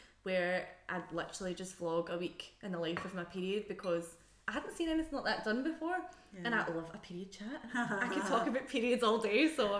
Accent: Scotland, United Kingdom; accent: Scottish; my Scottish accent while not using my actual accent.

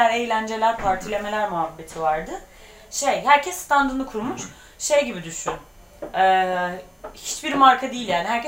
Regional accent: Turkey; normalde asla olmasan bile oraya gittiğinde ha Türk ürünü, Türkiye, Türküz, Türk'üm falan

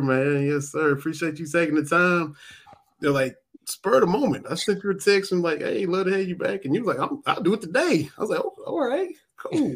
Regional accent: Eastern Kentucky, United States; I'm, from Eastern Kentucky

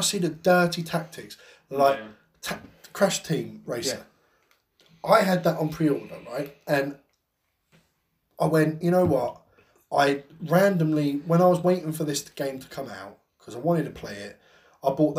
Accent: United Kingdom; being English or British

